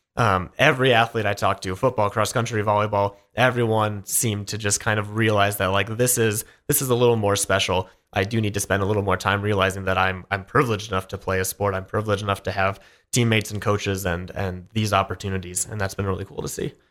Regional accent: Idaho, United States; now in Montana, United States; growing up in Idaho, we had one or two girls wrestle in middle school

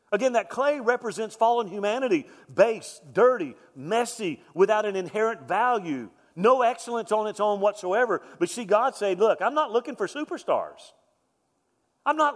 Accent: Deep South, United States; I'm from Deep South.

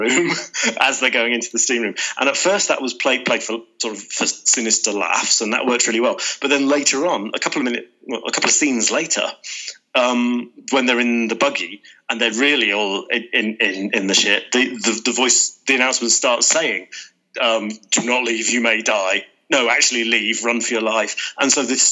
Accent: the Midlands, England, United Kingdom; as a Midlander

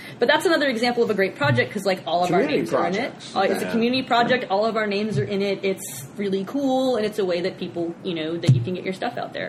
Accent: Maryland, United States; I'm from Maryland as well.

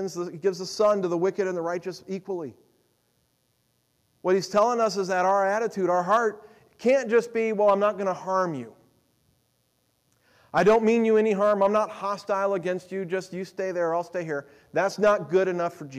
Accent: United States; as American Christians

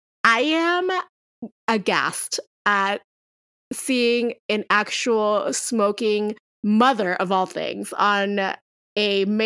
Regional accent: Puerto Rico; as someone who grew up in an island near the shore, right? So like, I grew up in Puerto Rico. I literally was 5 minutes away from the beach at all times in my parents' house.

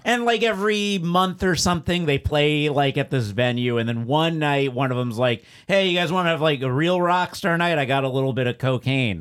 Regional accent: South Florida, United States; moved away; I grew up in South Florida.

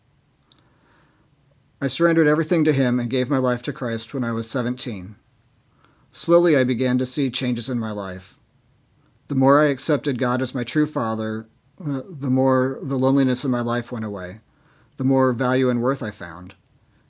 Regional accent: Seattle, Washington, United States; born and raised in Seattle

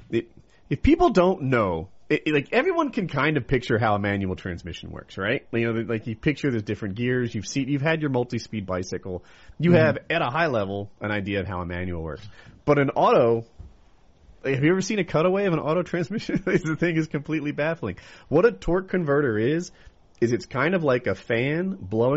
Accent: Ocean City, United States; When I grew up, though, I grew up in Ocean City

